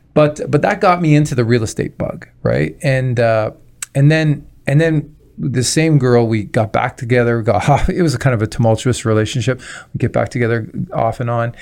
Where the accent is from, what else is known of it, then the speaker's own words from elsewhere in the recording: Toronto, Ontario, Canada; now in Windsor, Canada; originally I'm from Toronto